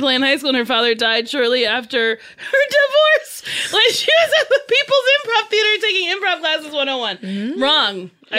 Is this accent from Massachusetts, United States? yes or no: no; New Jersey, United States; I was born and raised in Jersey.